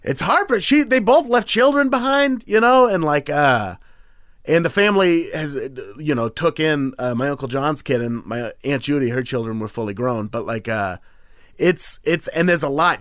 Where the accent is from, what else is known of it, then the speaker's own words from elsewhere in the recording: Beaverton, Oregon, United States; also born or lived in Portland, Oregon; I'm from Beaverton, which is just nine miles outside